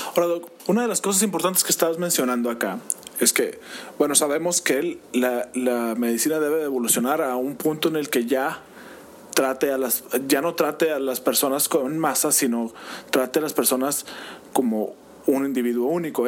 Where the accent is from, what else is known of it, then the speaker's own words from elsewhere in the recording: Mexico; tenemos como mexicanos